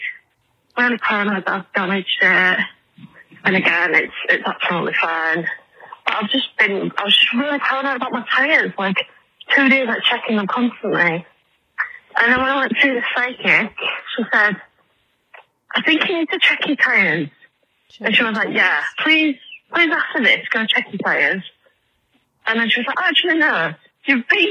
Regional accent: England, United Kingdom; I'm English

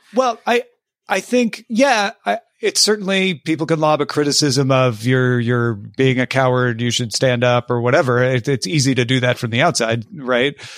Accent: Southern Illinois, United States; also born or lived in Texas / California; now in Los Angeles, United States; I'm from Southern Illinois

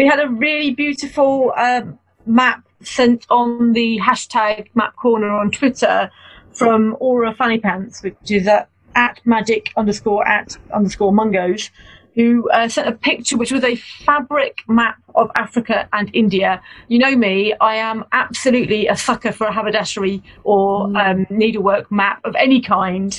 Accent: Bedford, East of England, United Kingdom; I'm from Bedford

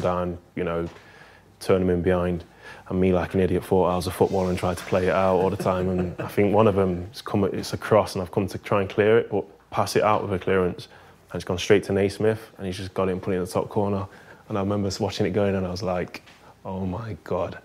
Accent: Nottingham, East Midlands, United Kingdom; moved away as an adult; we're from Nottingham

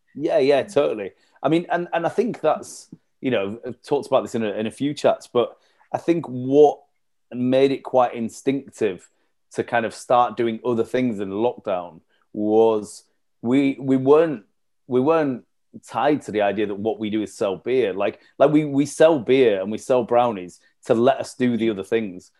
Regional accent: Leeds, Yorkshire and the Humber, United Kingdom; moved away as an adult; also born or lived in York / London; I'm from Leeds originally, had left Leeds to go do um, a master's over in York

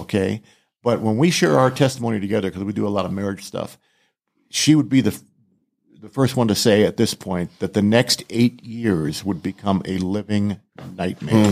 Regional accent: Southern California, United States; also born or lived in Rhode Island; we moved from Rhode Island to Southern California when I was only eight, eight years old

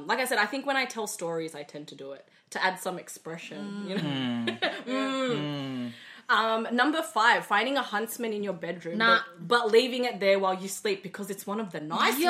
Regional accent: Australia; as much as we are Indo, we are also Australian.

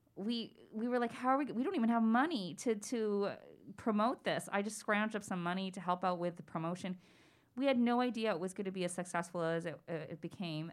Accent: Toronto, Ontario, Canada; growing up in Scarborough during the time that the Scarborough rapist was at large

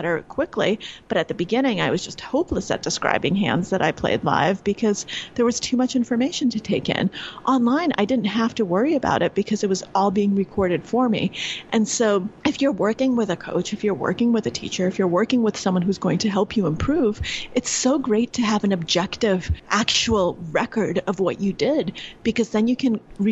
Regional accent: New York, United States; I'm from New York and I normally live in New York

